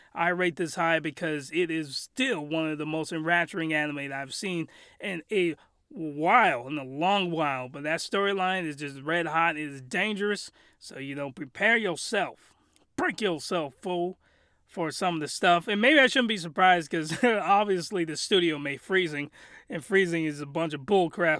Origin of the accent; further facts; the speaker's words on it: United States; I'm American